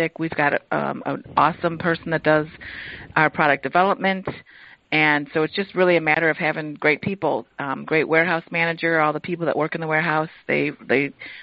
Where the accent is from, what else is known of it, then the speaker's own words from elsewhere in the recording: Cleveland, Ohio, United States; we grew up in the Cleveland, Ohio